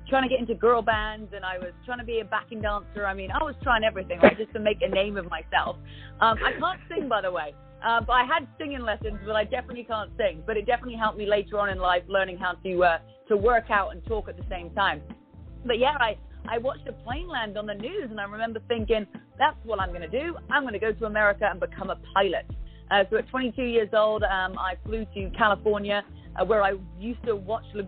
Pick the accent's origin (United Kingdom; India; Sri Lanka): United Kingdom; accent: British; moved away as an adult; my British accent